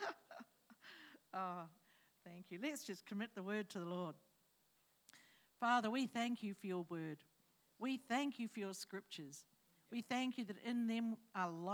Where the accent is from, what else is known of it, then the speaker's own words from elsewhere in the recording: Hawke's Bay, New Zealand; moved away; I come from New Zealand and from Hawke's Bay